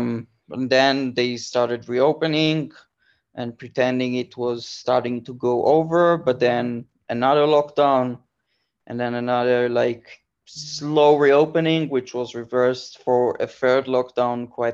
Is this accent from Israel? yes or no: yes; Israel; moved away as an adult; I grew up in Israel